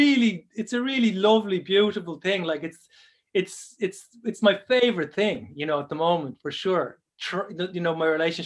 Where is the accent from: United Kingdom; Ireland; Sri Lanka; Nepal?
Ireland; Dublin, Leinster; moved away as an adult; also born or lived in Longford; now in Kerry, Ireland; I feel like I'm a Longford man, although people say, no, you're not. You were born in Dublin and you were raised in Dublin.